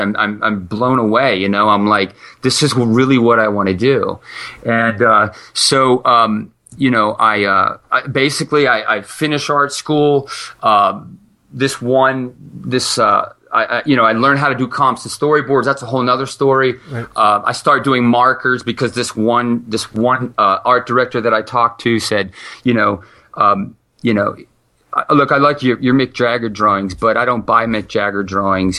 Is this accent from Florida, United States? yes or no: no; Ohio, United States; also born or lived in California; I was born in California, grew up in Ohio